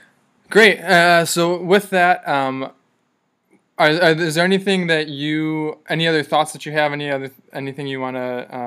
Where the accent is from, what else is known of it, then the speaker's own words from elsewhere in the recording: Milwaukee, Wisconsin, United States; moved away as an adult; now in Orange County, United States; I didn't grow up here, and I remember I grew up in Wisconsin, in Milwaukee, right in the middle of the country